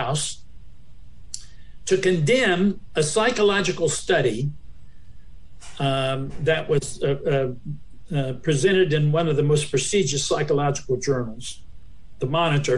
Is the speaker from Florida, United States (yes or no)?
no; Appalachian Ohio, United States; I came from Appalachia, Ohio, Southern Ohio